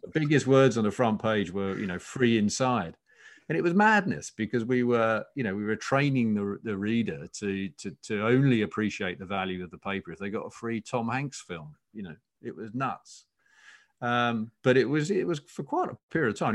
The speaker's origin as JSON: {"language": "English", "area": "Essex", "region": "East of England", "country": "United Kingdom", "tie": "born or raised there", "said": "I grew up in Essex"}